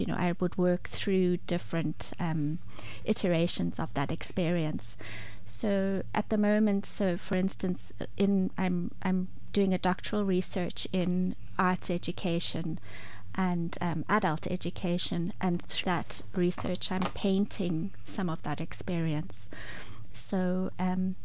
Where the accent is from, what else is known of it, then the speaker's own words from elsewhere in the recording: Zimbabwe; accent: Zimbabwean twang; moved away as an adult; now in Ireland; I was born in Zimbabwe. And when we had to leave because of political trouble